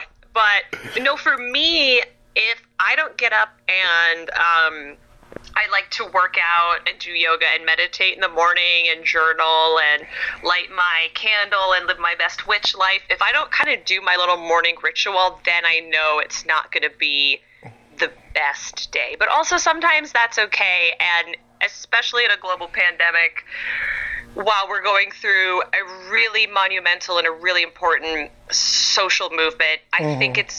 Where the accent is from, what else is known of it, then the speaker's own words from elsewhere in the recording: California, United States; And I know I'm from California and that's like real hippy dippy.